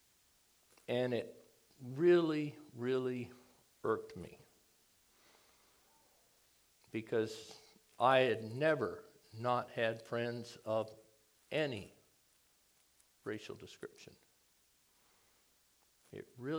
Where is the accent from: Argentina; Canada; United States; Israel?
United States; Hawaii; moved away as an adult; also born or lived in San Diego / Charleston, South Carolina / Texas; I grew up in Hawaii.